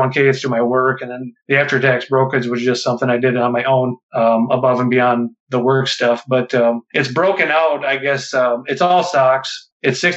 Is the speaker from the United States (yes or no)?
yes; Midwest, United States; I grew up in the Midwest